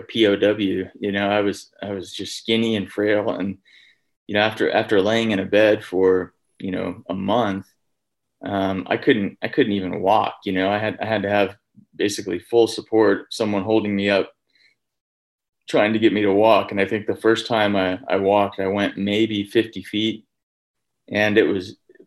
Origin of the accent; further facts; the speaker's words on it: Texas, United States; moved away; I'm from Texas originally.